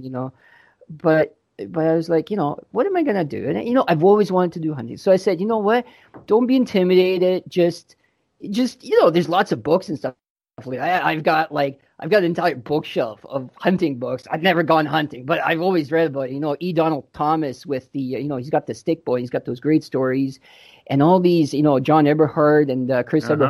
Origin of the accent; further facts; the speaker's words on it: Croatia; now in London, Canada; I was born in Croatia, and just before the Civil War, we moved to Canada in 89